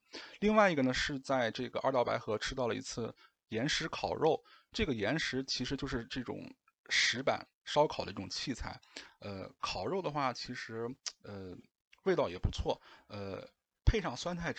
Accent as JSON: {"language": "Chinese", "region": "northern China", "country": "China", "said": "我是北方人。"}